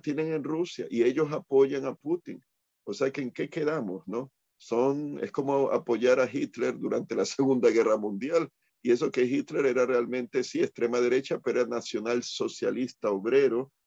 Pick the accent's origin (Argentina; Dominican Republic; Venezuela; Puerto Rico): Puerto Rico; aquí en Puerto Rico